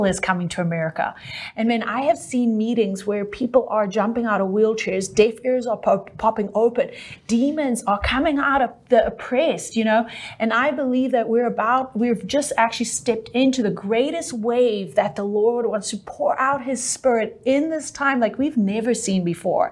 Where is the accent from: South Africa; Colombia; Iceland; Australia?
South Africa; accent: South African; now in United States; I'm actually South African